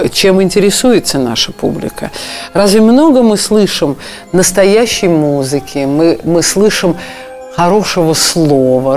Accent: Russia

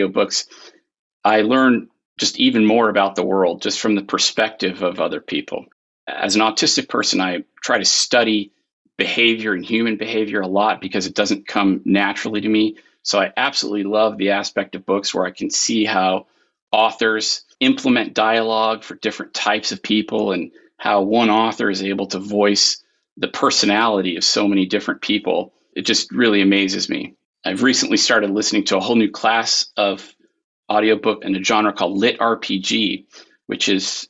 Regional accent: Arizona, United States; now in North Carolina, United States; I was born and raised in Arizona

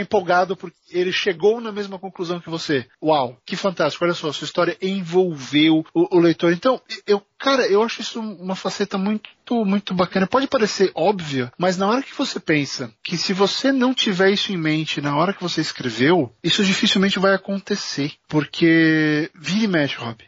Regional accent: São Paulo, Brazil; nós dois somos de São Paulo.

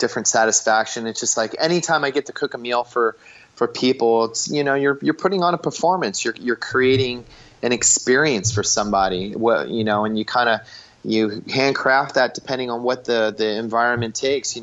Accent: Philadelphia, Pennsylvania, United States; now in Southern California, United States; growing up in Philly

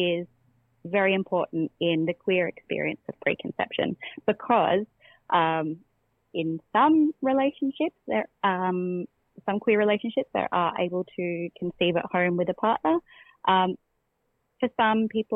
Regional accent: Australia; as Australian queer researchers

